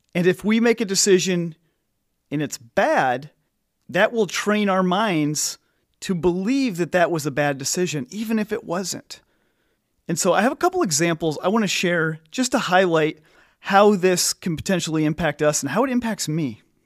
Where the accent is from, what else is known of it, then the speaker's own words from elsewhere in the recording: Illinois, United States; I'm from Illinois